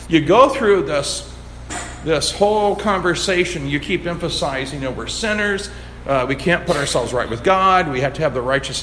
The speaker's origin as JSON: {"language": "English", "region": "the Bible Belt", "country": "United States", "tie": "born or raised there", "said": "I grew up in the Bible Belt"}